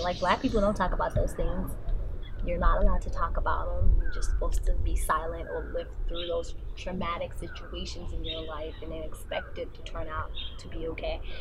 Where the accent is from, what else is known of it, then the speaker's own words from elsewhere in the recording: South Africa; growing up in South Africa